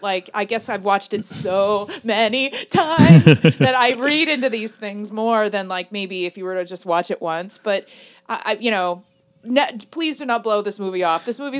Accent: United States; What I guess to me as an American, I think everyone in Paris is just amazing.

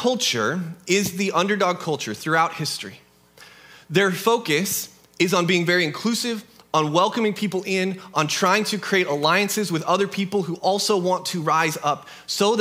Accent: United States; We live in a country that is born out of rebellion to an oppressive king

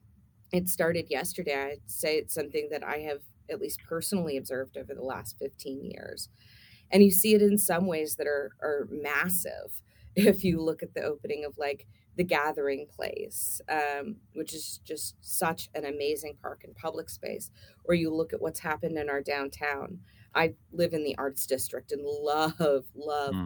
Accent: Tulsa, Oklahoma, United States; moved away as an adult; I grew up in Tulsa, so I am a Tulsa native, but I'm also what we call one of the boomerang kids. We left when we were 18

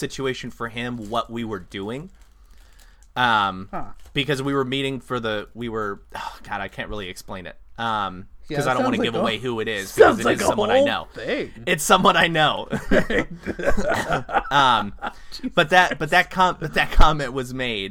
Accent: California, United States; moved away; also born or lived in Kansas; I grew up in California, and there's a lot of different ethnicities out there

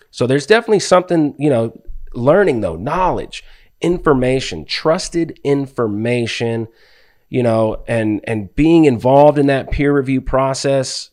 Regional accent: Palmdale, California, United States; moved away; also born or lived in Ventura, California; born in Ventura, grew up in Palmdale

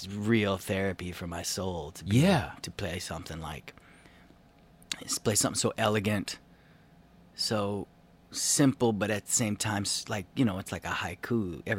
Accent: Evanston, Illinois, United States; Yeah, I'm from Evanston.

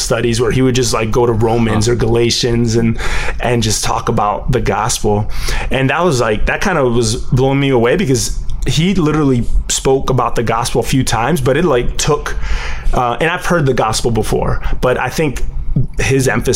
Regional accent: Connecticut, United States; also born or lived in Miami, Florida / Puerto Rico; I grew up in Connecticut, and it's a very white town

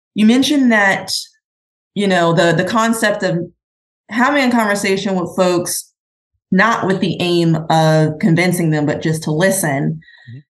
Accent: Midwest, United States; moved away as an adult; also born or lived in California; I was raised in the Midwest

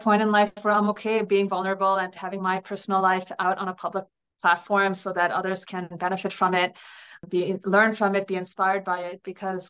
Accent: New Jersey, United States; also born or lived in New York City; I was born and raised in New Jersey to immigrant parents from India.

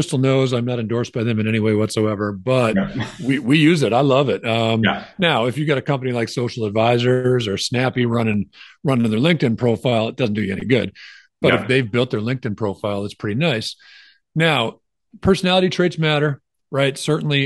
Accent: Wisconsin, United States; I grew up knowing Kiwanis in Wisconsin

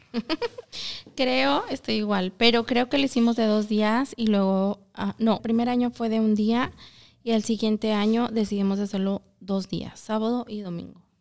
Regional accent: Zacatecas, Mexico; now in Milwaukee, United States; soy de Zacatecas

